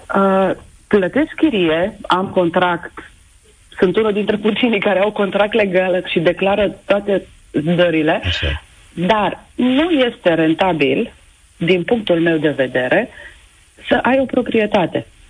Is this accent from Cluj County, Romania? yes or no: no; Oradea, Bihor County, Romania; sunt din Oradea